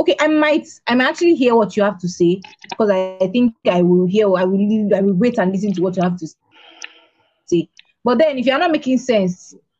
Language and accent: English; Nigeria